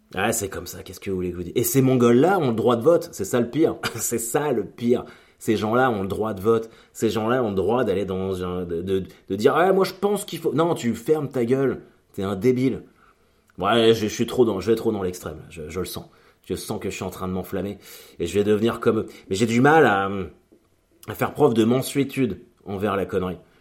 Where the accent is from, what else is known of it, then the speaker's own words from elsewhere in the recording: Caen, Normandy, France; On est de Caen tous les deux. On est nés en 83 tous les deux